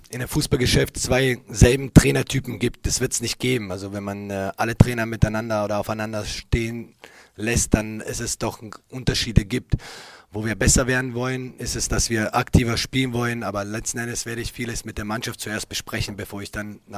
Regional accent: Berlin, Germany; jeder, der mich kennt, ich bin hier in der Stadt geboren. Äh, diese Stadt, äh, dieser Verein bedeuten natürlich für mich viel mehr als nur Arbeitgeber, habe ich gesagt. Und äh, ich kenne uns Berliner alle.

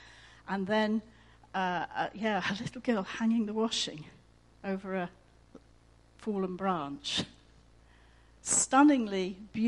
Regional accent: Egypt; born there; also born or lived in Iran; I was born in Egypt and I was born again. I became a Christian living in Iran.

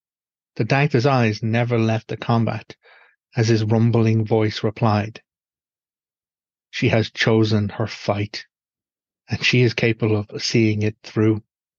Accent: Ireland; the experiential life of me as an Irish pagan

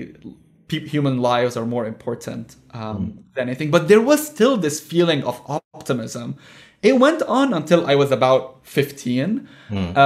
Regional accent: Lebanon; I was born in Lebanon the same year the civil war ended.

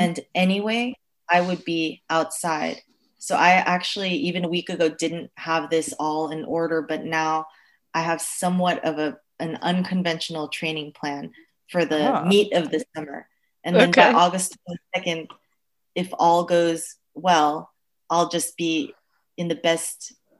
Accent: United States; as an American

